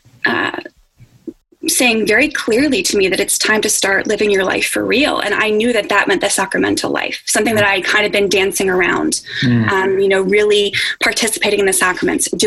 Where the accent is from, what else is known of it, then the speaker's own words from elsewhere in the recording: Spring Lake, New Jersey, United States; moved away as an adult; now in Washington, D.C., United States; I'm from a little town in Spring Lake, New Jersey, which is right on the coast in Monmouth County, New Jersey